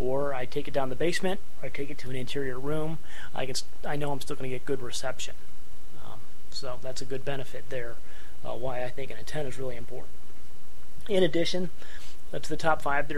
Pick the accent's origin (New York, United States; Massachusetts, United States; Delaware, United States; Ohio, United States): Ohio, United States; Northeast; now in Northeast Indiana, United States; We're here in Northeast Indiana. I grew up in Northeast Ohio